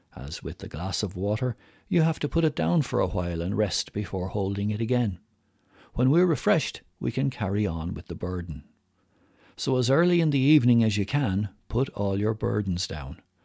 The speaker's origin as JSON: {"language": "English", "country": "Ireland", "accent": "strong Irish", "said": "my strong Irish accent"}